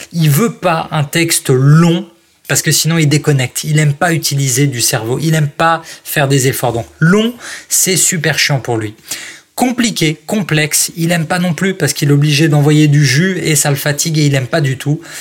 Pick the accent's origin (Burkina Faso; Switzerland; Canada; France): France; Strasbourg, Grand Est; moved away; also born or lived in Paris; je suis pas parisien, moi à la base, je suis né à Strasbourg